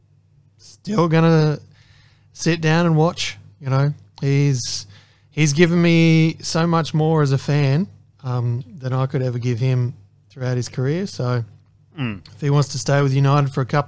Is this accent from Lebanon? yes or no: no; Australia; as an Australian basketball fan